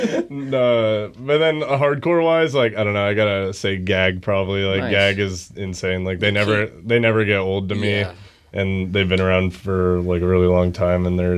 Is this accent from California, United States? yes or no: yes; Bay Area, California, United States; moved away as an adult; now in Pacific Northwest, United States; I'm from the Bay Area.